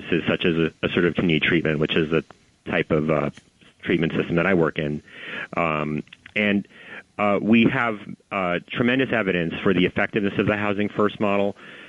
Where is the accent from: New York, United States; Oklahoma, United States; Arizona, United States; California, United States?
New York, United States; New York City; I mean, I'm a New Yorker. I ride the subway every day. I've ridden the subway, you know, since I was a child.